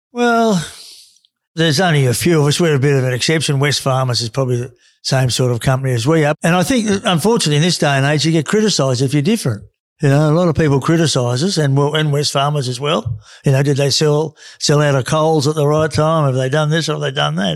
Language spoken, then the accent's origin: English; Australia; the guys I grew up with in Carra